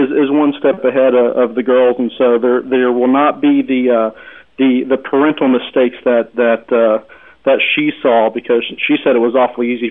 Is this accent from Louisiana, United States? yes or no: no; Rio Grande border, Texas, United States; also born or lived in Dallas, Texas; I am a native Texan. I was born on the Rio Grande border, and I've slowly, it's taken me about 30 years to migrate as far north as Dallas